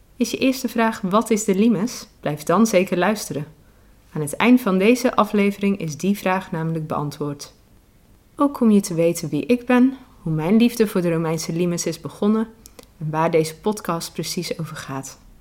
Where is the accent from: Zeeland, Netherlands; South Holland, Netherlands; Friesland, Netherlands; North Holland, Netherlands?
Zeeland, Netherlands; ik zelf uit Zeeland kom